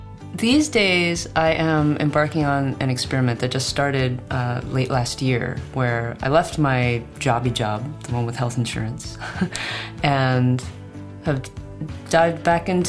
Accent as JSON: {"language": "English", "area": "San Francisco Bay Area", "region": "California", "country": "United States", "tie": "born or raised there", "said": "I grew up in the San Francisco Bay Area and so spent many moments of my childhood down in that area"}